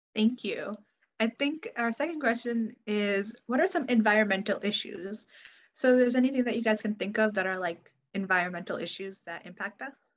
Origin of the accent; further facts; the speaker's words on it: Connecticut, United States; I'm 17 years old, and I'm from Connecticut